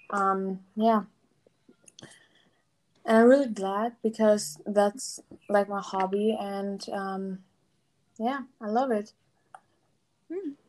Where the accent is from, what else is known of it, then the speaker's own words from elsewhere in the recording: Germany; I'm from Germany.